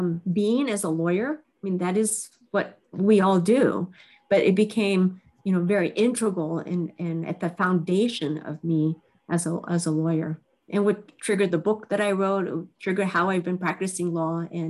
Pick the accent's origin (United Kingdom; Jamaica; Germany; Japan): Japan; born there; I started out as half Japanese, and I was born in Japan. And my father was a Caucasian. My mother was Japanese. And I lived with my grandmother my first 5 years.